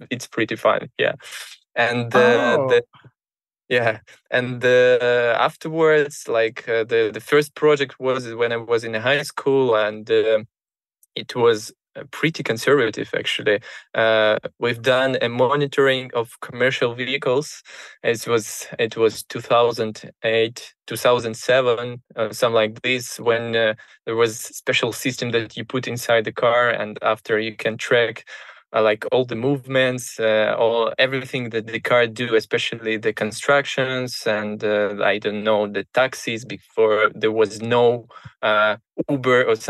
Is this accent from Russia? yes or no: yes; Moscow, Russia; I grew up in Moscow